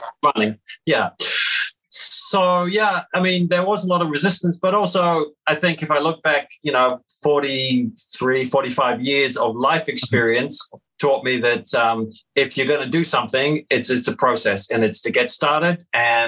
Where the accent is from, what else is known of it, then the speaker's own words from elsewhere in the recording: Christchurch, Canterbury, New Zealand; growing up in the South Island of New Zealand, in a city called Christchurch